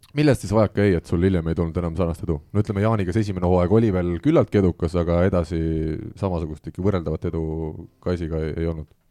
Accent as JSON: {"language": "Estonian", "country": "Estonia", "said": "me oleme eestlased"}